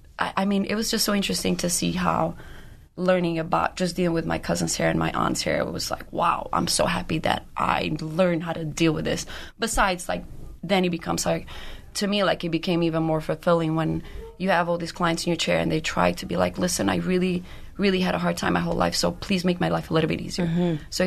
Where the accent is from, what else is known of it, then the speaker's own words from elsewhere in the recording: Brooklyn, New York, United States; English is a second language; I am from Brooklyn.